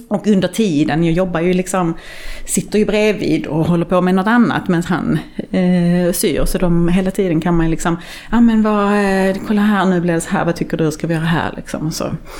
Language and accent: Swedish; Sweden; man är ju uppvuxen i Sverige och har liksom hela det eh, skandinaviska minimalistiska arvet